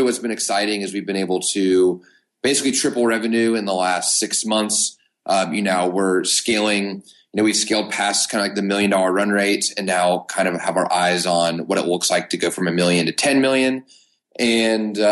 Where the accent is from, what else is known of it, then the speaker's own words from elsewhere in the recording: Knoxville, Tennessee, United States; now in Chattanooga, United States; born and raised in Knoxville, Tennessee. I currently live in Chattanooga, Tennessee